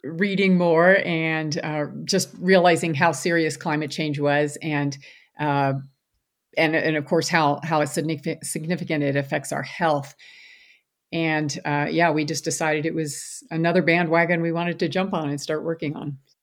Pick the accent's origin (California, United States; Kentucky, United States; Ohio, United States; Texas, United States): Kentucky, United States; Louisville; moved away as an adult; now in Hardin, United States; I grew up in Louisville, Kentucky